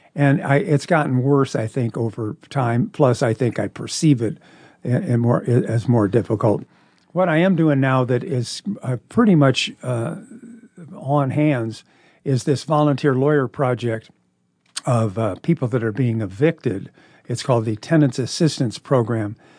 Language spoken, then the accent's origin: English; Omaha, Nebraska, United States; also born or lived in Minnesota; I was born in Omaha